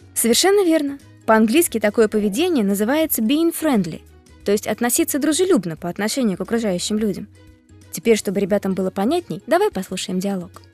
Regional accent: Moscow, Russia; I am from Moscow too. Я тоже из Москвы.

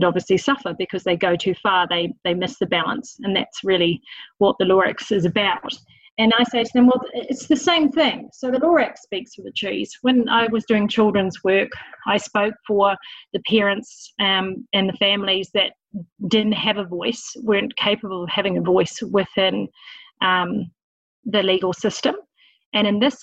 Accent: Auckland, New Zealand; moved away as an adult; also born or lived in England; now in Marlborough, New Zealand; Auckland born and bred, and it's been all my life living there, but for when we lived in England for a period of time.

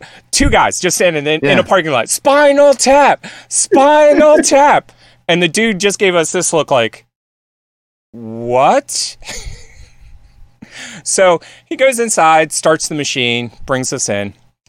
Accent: Northeast, United States; I grew up on the East Coast in the Northeast where, like

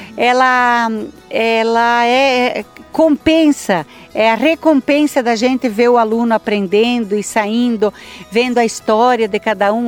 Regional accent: Santa Rosa, Rio Grande do Sul, Brazil; also born or lived in Francisco Beltrão, Paraná; now in Salgado Filho, Brazil; Eu nasci em Santa Rosa do Rio Grande do Sul. Gaúcha

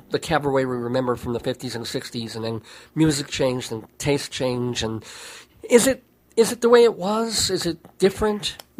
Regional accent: New York, United States; moved away as an adult; now in Colorado, United States; I'm an ex-New York boy, and I've only been in Colorado 2 years.

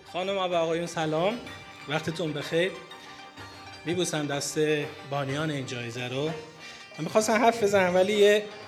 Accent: Sanandaj, Kurdistan, Iran; من کرد هستم من از سنندجم

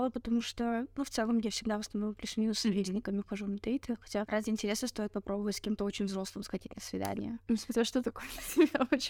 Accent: Belarus; и, наверное, стоит сказать, что мы из Беларуси, да, и мы будем говорить о разнице белорусского дейтинга

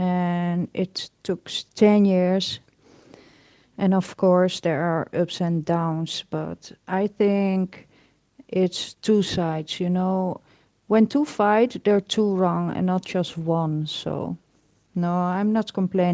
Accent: Netherlands; I'm from Holland

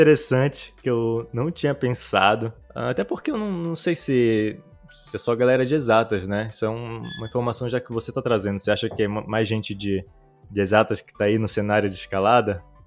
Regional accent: Belém, Pará, Brazil; moved away as an adult; now in Israel; Eu sou de natural de Belém do Pará, no norte do Brasil. Nasci lá, cresci lá

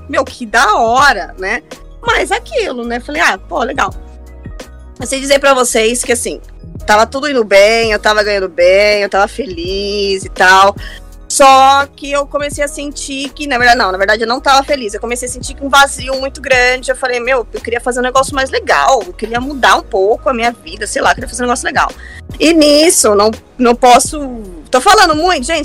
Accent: São Paulo, Brazil; moved away as an adult; also born or lived in Orlando / Dublin; Eu sou do Jardim Robru, extremo leste da cidade de São Paulo, então eu tô ali por Itaim Paulista, na verdade, né? Foi ali que eu nasci

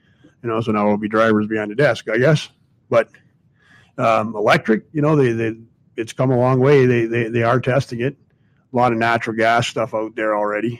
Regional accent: Canada; I'm Canadian, but, you know, I got a lot of family in the U.S.

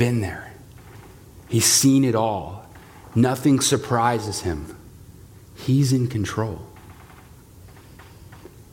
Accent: United States

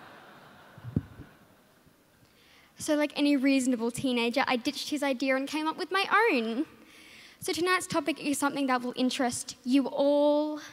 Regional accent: Darwin, Northern Territory, Australia; I'm from Darwin

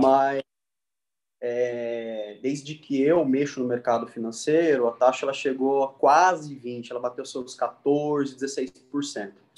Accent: Três Lagoas, Mato Grosso do Sul, Brazil; moved away as an adult; now in São Paulo, Brazil; Eu vim de Três Lagoas, de uma cidade que a gente se conheceu, eu tenho família lá ainda

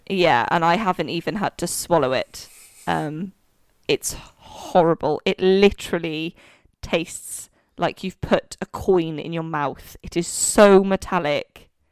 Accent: Wales, United Kingdom; now in London, United Kingdom; growing up in Wales, literally never heard of it until I moved to London.

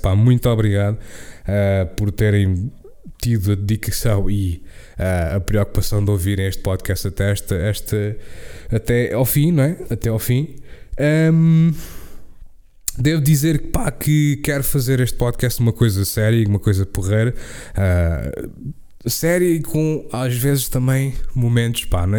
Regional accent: Portugal; first language Portuguese

